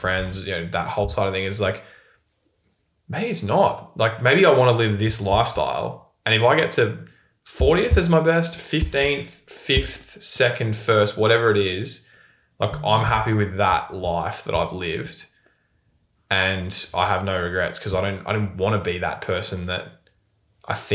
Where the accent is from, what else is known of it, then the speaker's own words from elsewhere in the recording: Bendigo, Victoria, Australia; I come from Bendigo.